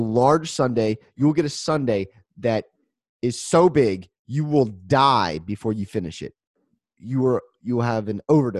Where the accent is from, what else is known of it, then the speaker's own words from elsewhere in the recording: Central Valley, California, United States; I'm from the Central Valley